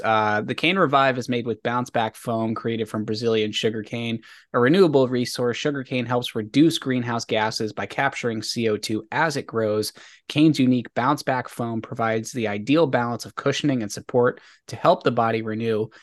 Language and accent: English; Maryland, United States; growing up in Maryland